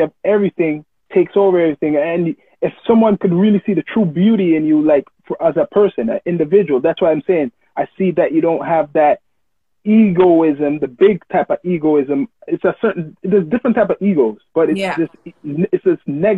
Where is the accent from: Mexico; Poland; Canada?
Canada; Toronto, Ontario; I was actually born in Finch too, but I grew up north side